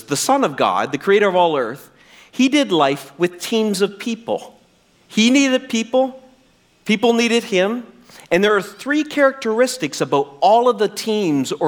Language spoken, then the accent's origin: English; New Brunswick, Canada; I'm from New Brunswick